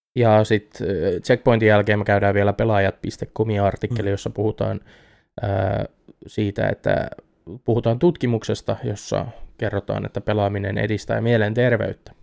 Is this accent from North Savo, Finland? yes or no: no; Eurajoki, Satakunta, Finland; moved away; alkuperäiseen kotikuntani Eurajoelle